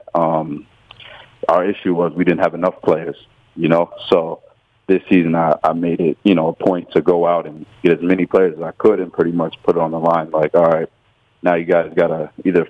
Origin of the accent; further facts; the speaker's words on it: Connecticut, United States; moved away as an adult; also born or lived in New York / Rhode Island; now in Darwin, Australia; I was raised in Connecticut